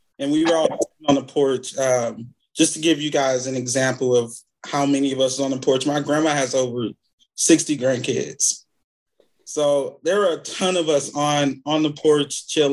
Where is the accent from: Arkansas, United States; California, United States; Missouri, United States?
Missouri, United States; St. Louis; my family, well, I guess you can say we're from McCree Town. We probably were in that neighborhood for more than 40 years. My grandparents, my parents grew up in that neighborhood. All of their kids grew up in that neighborhood.